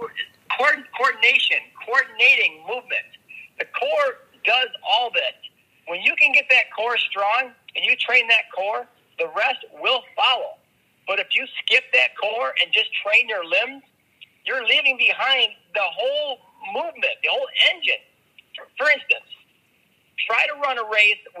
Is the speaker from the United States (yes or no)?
yes; Minnesota, United States; when I was growing up in Minnesota, my cousins had a farm